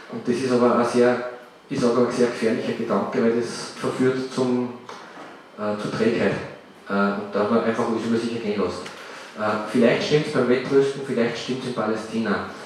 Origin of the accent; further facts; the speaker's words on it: Upper Austria, Austria; Ich sage es ganz offen, bei uns im Salzkammergut gibt es solche Dinge kaum